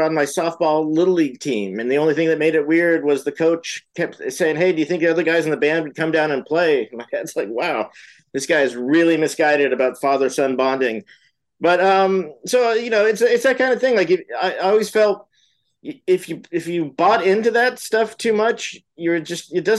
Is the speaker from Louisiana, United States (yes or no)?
no; Marin County, California, United States; moved away as an adult; also born or lived in San Francisco / Mendocino County; now in Los Angeles, United States; I was born in San Francisco, but I grew up in Marin County